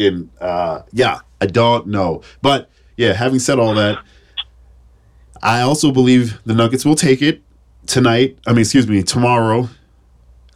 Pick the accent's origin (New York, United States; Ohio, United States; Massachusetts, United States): Massachusetts, United States; Chelsea; I grew up in Chelsea